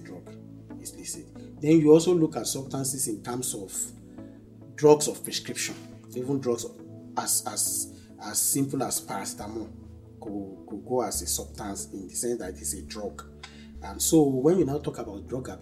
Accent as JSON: {"language": "English", "region": "Niger Delta", "country": "Nigeria", "said": "I come from the Niger Delta by origin"}